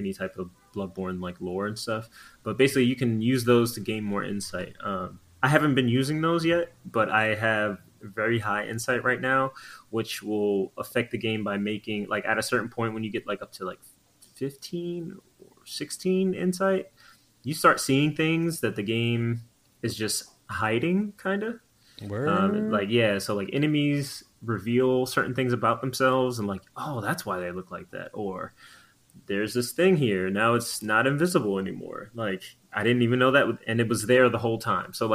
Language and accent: English; Long Island, New York, United States; I'm from Long Island.